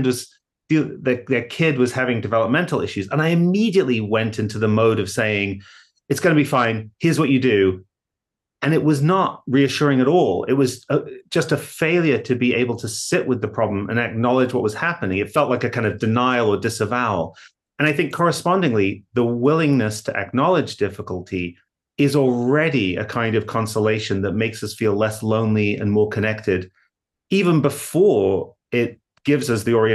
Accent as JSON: {"language": "English", "town": "Hull", "region": "Yorkshire and the Humber", "country": "United Kingdom", "tie": "born or raised there", "moved": "as an adult", "lives_now": "Massachusetts, United States", "said": "I grew up in Hull in England and came to the US for grad school"}